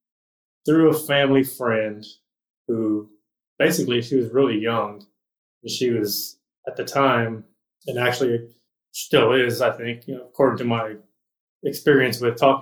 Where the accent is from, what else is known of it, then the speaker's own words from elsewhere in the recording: Corpus Christi, Texas, United States; Corpus Christi, Texas.